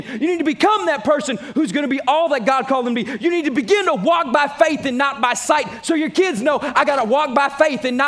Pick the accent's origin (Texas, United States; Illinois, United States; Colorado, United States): Texas, United States; I'm from Texas